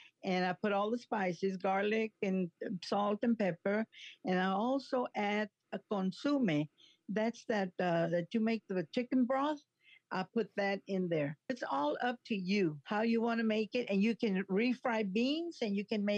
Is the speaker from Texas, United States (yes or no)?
yes; San Diego, Texas, United States; born there; I was born in San Diego, Texas. It's about 10 or 15 miles outside Alice, Texas, going toward Laredo.